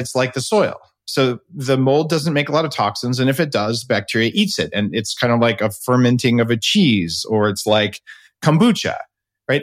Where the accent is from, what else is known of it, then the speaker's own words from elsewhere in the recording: New Mexico, United States; where I grew up in New Mexico